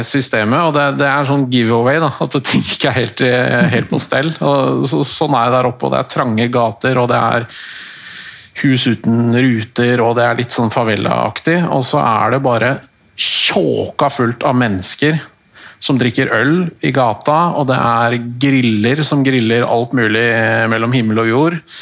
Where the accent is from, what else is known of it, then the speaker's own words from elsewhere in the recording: Norway; jeg er norsk